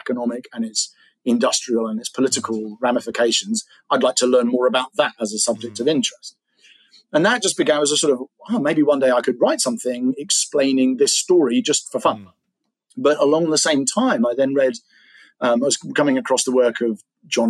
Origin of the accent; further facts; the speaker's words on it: England, United Kingdom; I'm an English guy